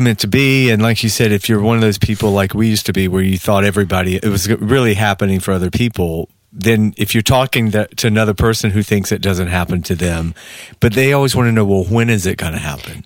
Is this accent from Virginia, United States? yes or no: no; Georgia, United States; moved away as an adult; now in Los Angeles, United States; I'm sitting there from Georgia